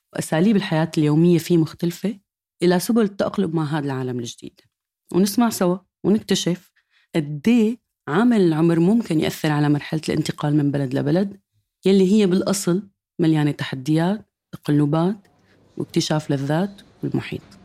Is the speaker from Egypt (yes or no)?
no; Syria; moved away as an adult; من تسع سنين طلعت من سوريا